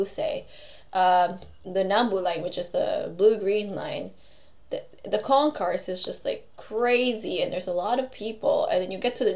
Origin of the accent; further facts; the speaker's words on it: Philippines; moved away; also born or lived in Tokyo; I come from a country, by the way, I'm Filipino. I come from a country where, like, clean toilets are a deficit.